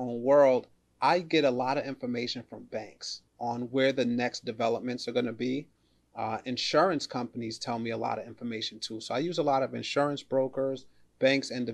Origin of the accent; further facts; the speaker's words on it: New York City, New York, United States; I'm a New Yorker, born and raised in the Bronx.